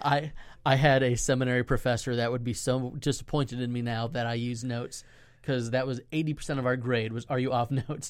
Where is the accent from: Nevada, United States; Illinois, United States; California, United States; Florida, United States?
Florida, United States; Central; We're revitalizing a church in my hometown